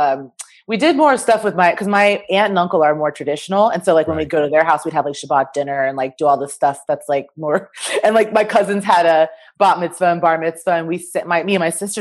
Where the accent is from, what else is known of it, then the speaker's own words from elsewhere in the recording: Kansas, United States; moved away as an adult; also born or lived in Chicago; I grew up in Kansas, right outside of Kansas City, Missouri, actually. So it's like right on the corner of Kansas and Missouri. Lived there my whole life.